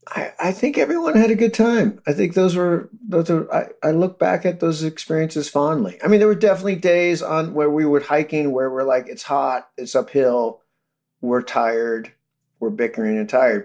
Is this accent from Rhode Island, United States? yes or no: no; Modesto, California, United States; we grew up in Modesto